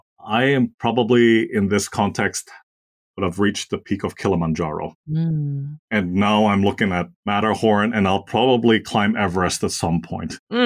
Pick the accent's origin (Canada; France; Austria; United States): Austria; English is a second language; moved away; also born or lived in Asia; I'm originally from Austria. So for those of you who don't know where that is, it's a small German-speaking country in Central Europe. And I've had the privilege of spending most of my life abroad, mostly in Asia.